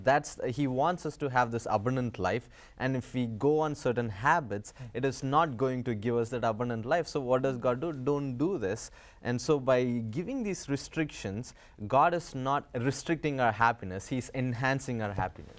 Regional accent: India; moved away as an adult; now in United States; growing up in India

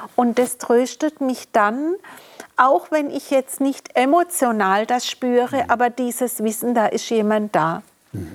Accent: Germany; wurde ich in Deutschland geboren

